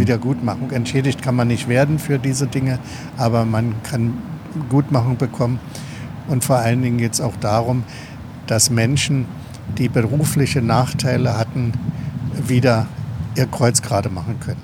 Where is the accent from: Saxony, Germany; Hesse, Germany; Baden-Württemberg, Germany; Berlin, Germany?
Berlin, Germany; Im Ostteil der Stadt bin ich ja groß geworden